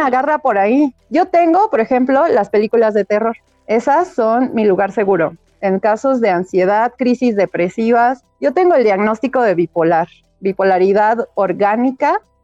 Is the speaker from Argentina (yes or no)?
no; Chilanga, Mexico City, Mexico; No soy tan buena chilanga, pero mira, por definición lo soy